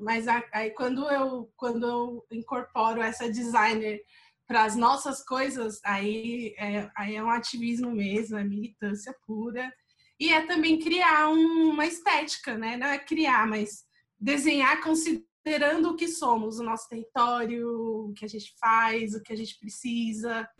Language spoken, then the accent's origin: Portuguese; São Paulo, Brazil; moved away as an adult; eu sou do Parque do Lago, né? Eu, eu tinha acabado de voltar de um, um tempo que eu morei fora, assim, e estava revendo todas as minhas práticas, meus pensamentos, é, meio voltando para o lugar onde eu cresci